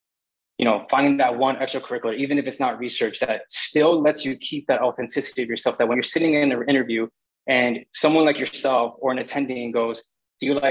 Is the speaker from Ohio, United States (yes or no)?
no; North Bergen, New Jersey, United States; also born or lived in Bogota, New Jersey; I was born in Jersey City Hospital, but my mom raised me in North Bergen.